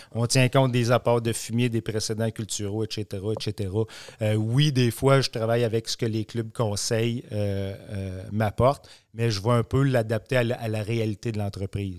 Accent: Warwick area, Quebec, Canada; revenir travailler dans mon patelin avec des gens que je connais depuis toujours

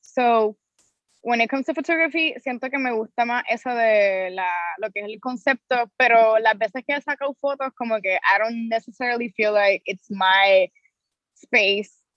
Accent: Carolina, Puerto Rico; soy de Carolina.

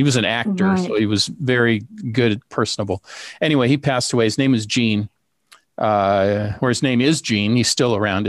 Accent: Seattle, Washington, United States; we grew up together in Seattle with immigrant parents.

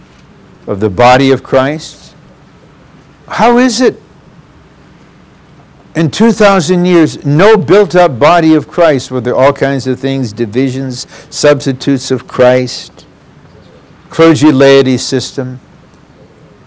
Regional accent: Detroit, Michigan, United States; I'm from Motown and went to Blue Collar U

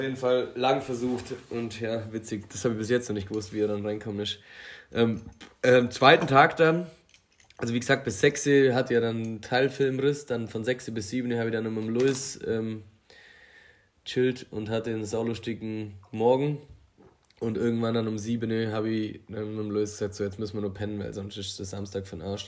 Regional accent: Allgäu, Germany; bei uns in Allgäu

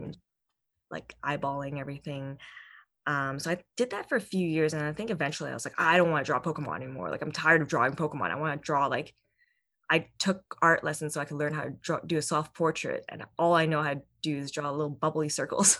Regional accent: Vancouver, British Columbia, Canada; born or raised there

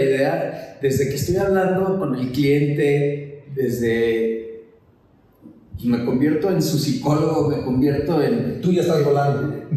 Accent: Guadalajara, Jalisco, Mexico; nací en Guadalajara, vengo de una familia tradicional de Guadalajara

